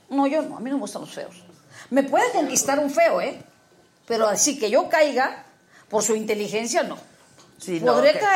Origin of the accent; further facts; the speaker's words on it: Matamoros, Tamaulipas, Mexico; De Matamoros